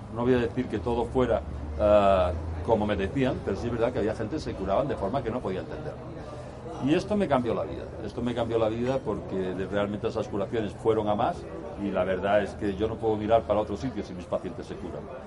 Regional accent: Seville, Andalusia, Spain; soy de Sevilla, es una ciudad que hay en el sur de España.

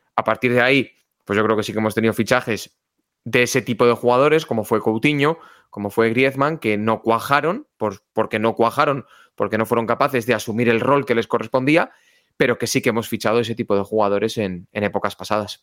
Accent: Galicia, Spain; moved away; also born or lived in Valladolid; como buen gallego afincado que soy

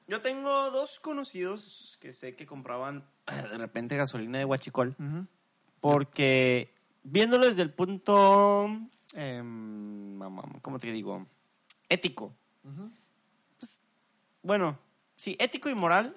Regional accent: Mexico; Somos mexicanos

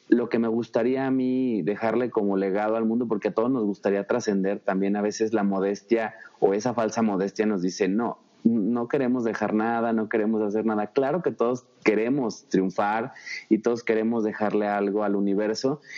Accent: Zacatecas, Mexico; also born or lived in Guadalajara, Jalisco; Yo nací en mm, Guadalajara, Jalisco, aunque fui registrado en Ochistlán, Zacatecas. Soy zacatecano 100%.

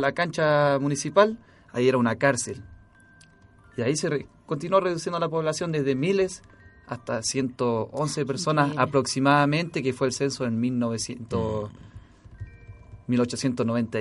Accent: Easter Island, Valparaíso, Chile

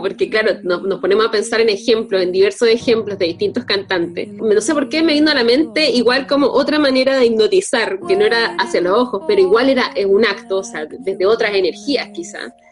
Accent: Chile; nosotros como chilenos

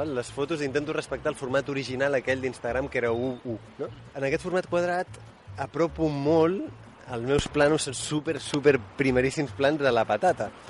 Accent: Girona, Catalonia, Spain; Jo, jo sóc de Girona, i a Girona s'imposen sempre les braves del cònic

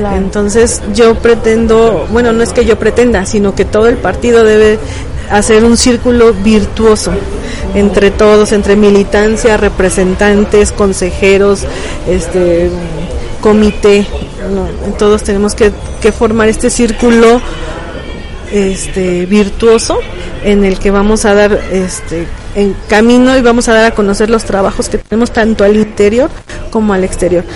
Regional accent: State of Mexico, Mexico; moved away as an adult; now in Querétaro, Mexico; soy originaria de Ciudad de México, nacida allá, radicada la mayor parte del tiempo en el Estado de México y bueno, hace como 12 años que estoy aquí en Querétaro.

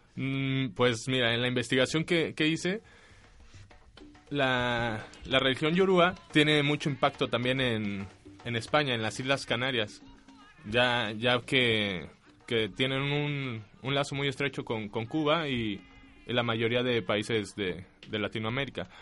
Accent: Mexico; moved away; mi país

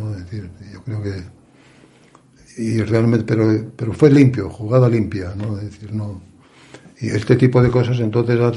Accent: Asturias, Spain; realmente decir soy asturiano te abre puertas

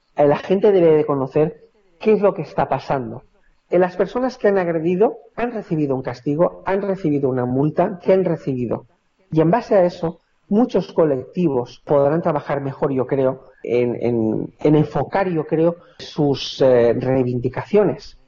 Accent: Valencia, Valencian Community, Spain; yo soy de Valencia

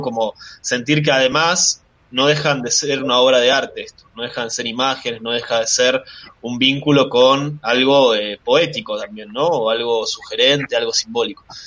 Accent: Bariloche, Río Negro, Argentina; moved away as an adult; also born or lived in Valencia, Spain; now in La Plata, Argentina; nací en España, nací en Valencia, eh, pero me crié en Bariloche

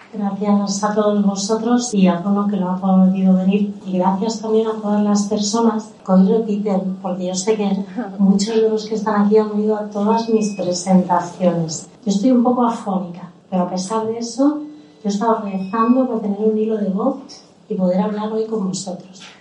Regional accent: Málaga, Andalusia, Spain; daba cursos de sevillana en la iglesia de mi barrio en El Palo porque yo nací en Málaga

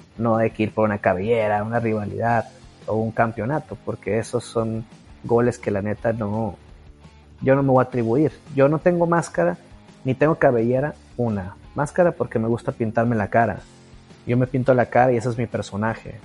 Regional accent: Culiacán, Sinaloa, Mexico; Yo nací aquí en Culiacán, Sinaloa.

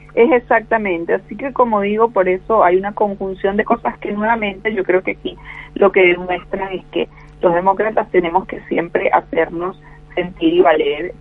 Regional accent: Venezuela; now in Argentina; yo no solo soy venezolana, yo soy argentina, mi papá era argentino, estuvo auxiliado en Venezuela

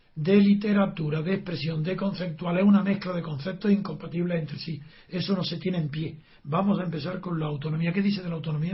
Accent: Spain; vivimos como españoles porque nos ha sido dado que seamos españoles

